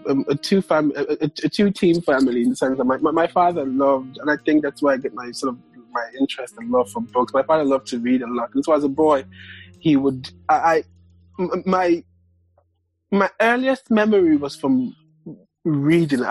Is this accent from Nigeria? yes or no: yes; Lagos, Nigeria; moved away as an adult; now in Kansas City, United States; I grew up in Lagos